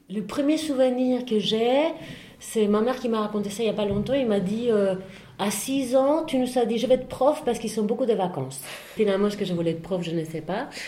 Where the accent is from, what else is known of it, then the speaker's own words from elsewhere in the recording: Spain; now in France; Euh, j'ai vécu plus ici que chez moi, finalement, enfin, que, que chez moi en Espagne.